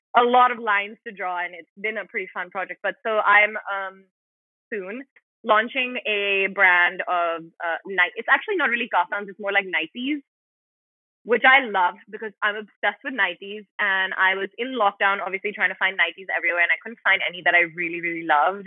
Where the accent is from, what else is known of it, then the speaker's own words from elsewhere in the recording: India; who I am as an Indian. You know, as someone that's like quite proudly an Indian person.